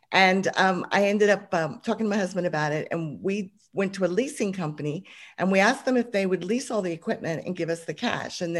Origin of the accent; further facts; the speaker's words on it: Hong Kong; I started off just uh, growing up, growing up in Hong Kong, funnily enough, I lived overseas. My dad got a job over there